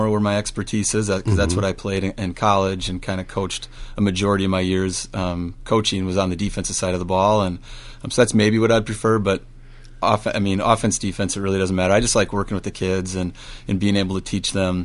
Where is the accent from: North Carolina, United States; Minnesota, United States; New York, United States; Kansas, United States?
Minnesota, United States; Medford; moved away as an adult; also born or lived in Winona, Minnesota / St. Louis, Missouri / Owatonna, Minnesota; now in Northfield, United States; I'm from Medford, Minnesota